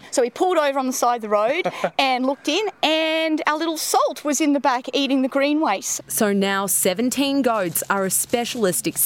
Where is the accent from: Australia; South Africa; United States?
Australia; We're so excited and most of all feel privileged for the opportunity which came about from being Australian and, and, and, and having a go.